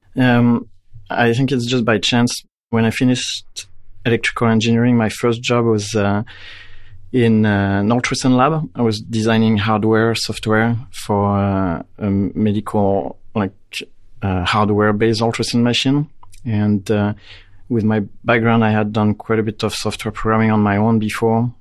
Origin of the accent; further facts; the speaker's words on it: France; moved away as an adult; now in Canada; I grew up in France